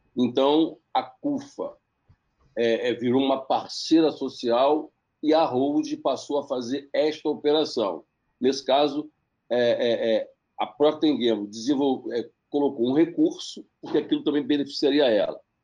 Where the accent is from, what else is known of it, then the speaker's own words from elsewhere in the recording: Baixada Fluminense, Rio de Janeiro, Brazil; Eu sou da Baixada Fluminense, eu sou, do, eu sou do Rio de Janeiro